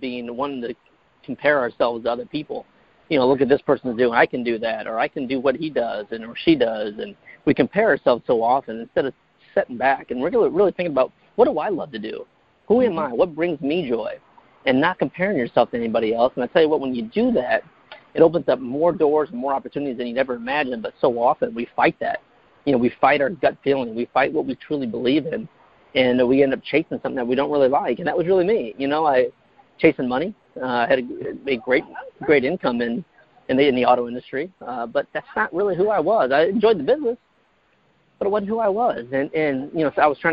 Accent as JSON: {"language": "English", "town": "Fort Wayne", "region": "Indiana", "country": "United States", "tie": "born or raised there", "also_born_or_lived": "North Carolina", "moved": "as an adult", "lives_now": "California, United States", "said": "I was born and raised in Fort Wayne, Indiana."}